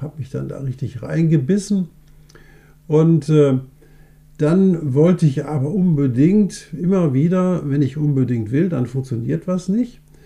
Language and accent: German; Essen, North Rhine-Westphalia, Germany; accent: Ruhrgebietsslang; bei uns in Essen